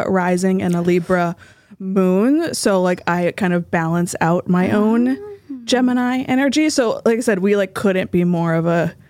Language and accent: English; Norfolk, Massachusetts, United States; also born or lived in Boston; I was born and raised in Norfolk, Massachusetts, which is like right next to Foxborough, Wrentham, that area.